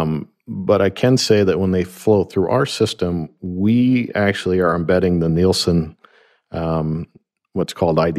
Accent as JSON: {"language": "English", "town": "Grand Rapids", "region": "Michigan", "country": "United States", "said": "I'm from Grand Rapids, Michigan"}